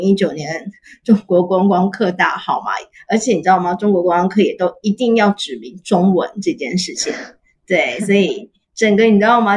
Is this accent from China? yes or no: no; Taiwan; 我就说我台湾人